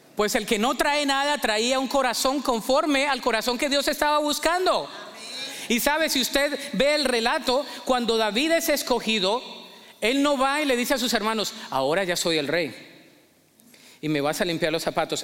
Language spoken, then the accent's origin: Spanish; Colombia; moved away; mi acento no me lo voy a quitar, yo soy colombiano toda la vida